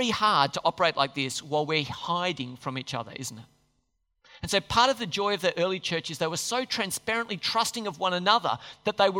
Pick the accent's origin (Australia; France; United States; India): Australia; the Aussies